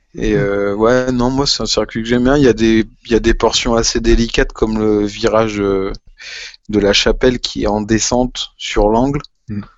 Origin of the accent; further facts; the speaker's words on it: France; on est français, qu'on aime notre pays